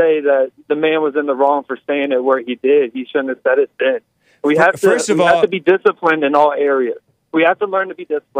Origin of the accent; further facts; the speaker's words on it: Virginia, United States; I'm from Virginia.